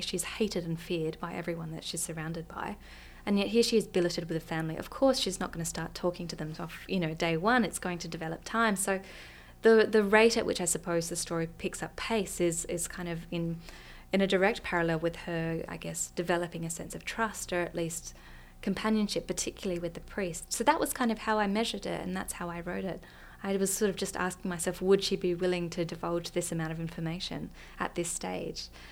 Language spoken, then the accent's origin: English; Australia; also born or lived in Iceland; as an Australian